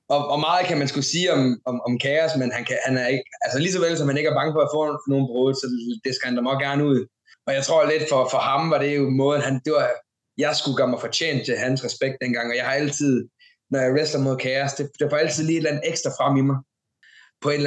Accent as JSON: {"language": "Danish", "town": "Randers", "region": "Central Denmark Region", "country": "Denmark", "tie": "born or raised there", "said": "det var for en fuld remissen i Randers, begge to, altså min hjemby, hans hjemby."}